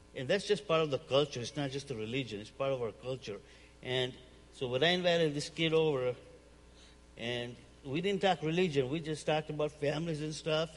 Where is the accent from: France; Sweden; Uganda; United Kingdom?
Uganda; now in United States; I'm originally from Uganda, East Africa. Um, came here in 1972.